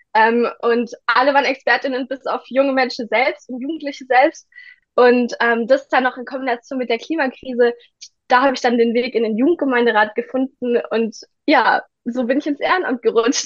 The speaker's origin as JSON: {"language": "German", "town": "Ditzingen", "region": "Baden-Württemberg", "country": "Germany", "tie": "born or raised there", "said": "ich bin 17 Jahre alt und ich komme aus Ditzingen"}